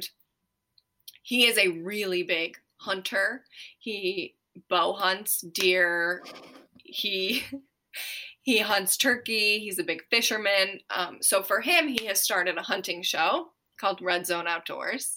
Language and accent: English; Ohio, United States; moved away; we are from Ohio, but we want to retire in Tennessee